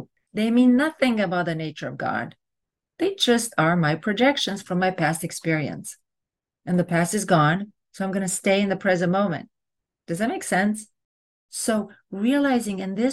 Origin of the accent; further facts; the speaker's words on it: Romania; now in United States; I'm from Romania